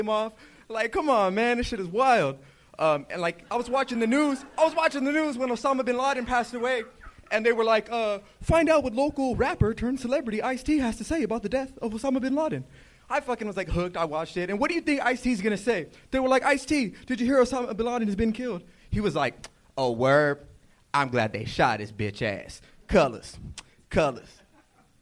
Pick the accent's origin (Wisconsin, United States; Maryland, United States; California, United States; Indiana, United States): California, United States; Norwalk; also born or lived in Ontario, California; Norwalk, California, by the way of Ontario.